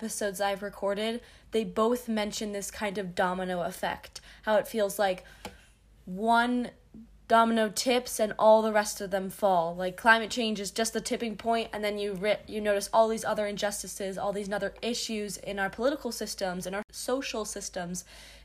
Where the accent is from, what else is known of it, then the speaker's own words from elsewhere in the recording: United States; I'm from the United States